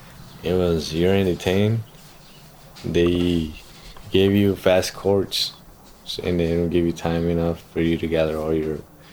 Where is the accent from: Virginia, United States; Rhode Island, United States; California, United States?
California, United States; Los Angeles; also born or lived in Mexico; now in San Jose, United States; I was born in Mexico. I went to school in Los Angeles.